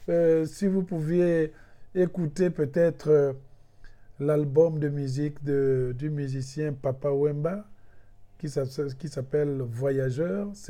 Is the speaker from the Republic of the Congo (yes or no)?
yes; Republic of the Congo; Si je suis congolais et que dans les mots français je sens que je suis limité dans mon expression, et eh bien c'est là qu'intervient une invention, le secours de mes autres langues.